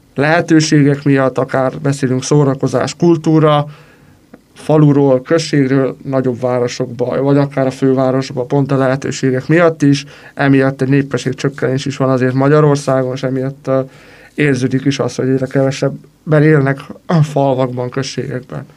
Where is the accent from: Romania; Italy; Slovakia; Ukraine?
Romania; moved away as an adult; now in Hungary; aki egyik országból a másik országba költözött, úgymond emigrált, és valahova immigrált, mivel hogy Romániából származom